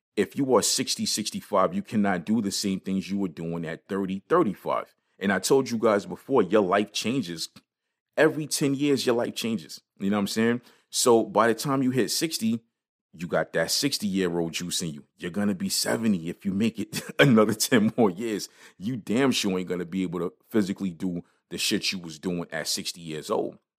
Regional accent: New York City, New York, United States; when I was growing up in Brooklyn

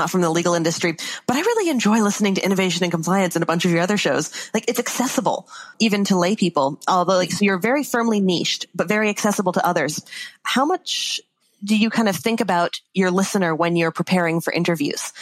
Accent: Canada; I am Canadian

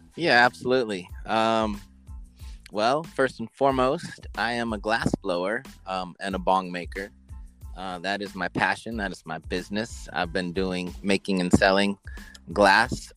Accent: Oregon, United States; a young person growing up in Oregon

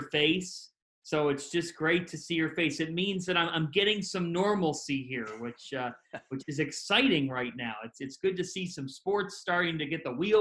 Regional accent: Cleveland, Ohio, United States; moved away; growing up in Cleveland

